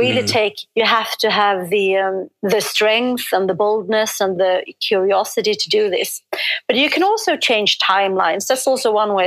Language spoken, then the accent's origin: English; Sweden; I'm from Sweden.